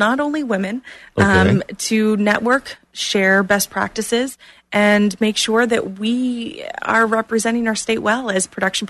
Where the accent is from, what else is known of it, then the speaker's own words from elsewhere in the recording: Clearwater, Florida, United States; moved away as an adult; now in Orlando, United States; I grew up in Clearwater